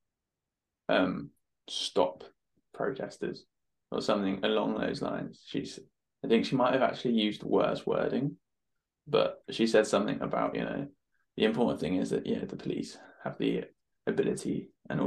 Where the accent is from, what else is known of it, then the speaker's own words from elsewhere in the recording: United Kingdom; We're British